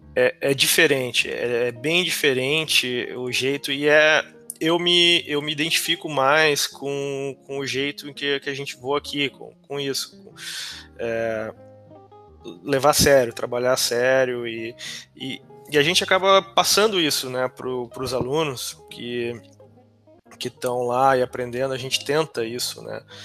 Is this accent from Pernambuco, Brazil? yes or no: no; Canela region, Rio Grande do Sul, Brazil; moved away; eu sou da região de Canela, não exatamente de Canela, é, mas é, meus pais hoje moram em Canela